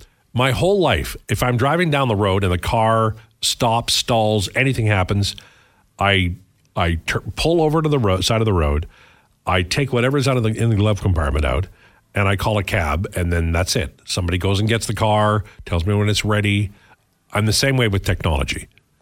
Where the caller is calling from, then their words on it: Calgary, Alberta, Canada; I'm tuning in from Calgary using the iHeartRadio app.